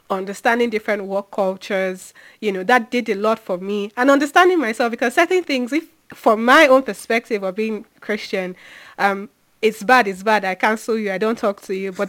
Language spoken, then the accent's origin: English; Onitsha, Anambra, Nigeria; now in United Kingdom; I grew up in Onitsha, right? And all my life was in Onitsha. So I think my first out of Onitsha or Anambra experience was in Lagos.